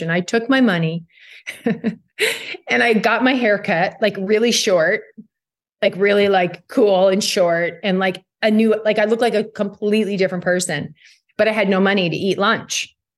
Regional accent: Burnaby, British Columbia, Canada; moved away; growing up in Burnaby

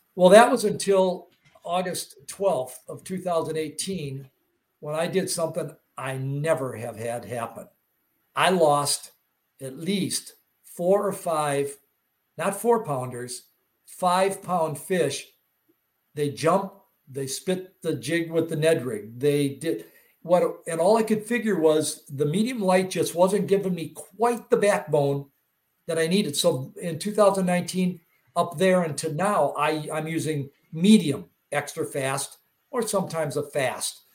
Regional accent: Wisconsin, United States; I'm not from Missouri, but I'm from Wisconsin

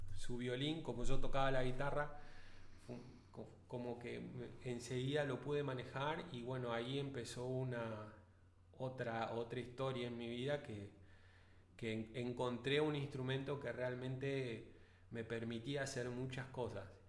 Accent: Vista Alegre, Neuquén, Argentina; also born or lived in Centenario; soy de Vista Alegre, nacido en Centenario, sí, en Centenario

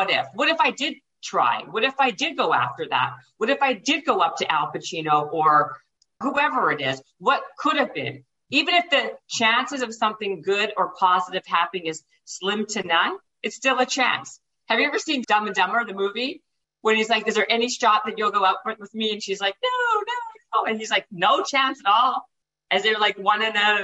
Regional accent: Winnipeg, Manitoba, Canada; moved away; I was living in Winnipeg. I'm Canadian. And I was living in Winnipeg at the time.

